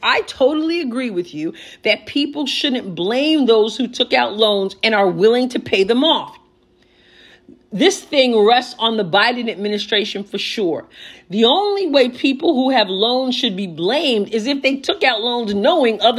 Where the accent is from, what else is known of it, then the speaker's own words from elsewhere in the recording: United States; we as American people